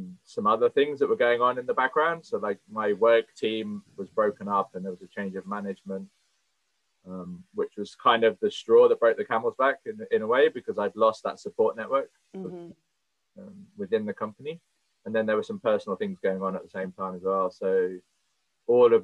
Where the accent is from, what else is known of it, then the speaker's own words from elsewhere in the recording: Cornwall, South West England, United Kingdom; I've always worked in hospitality my whole life, growing up in Cornwall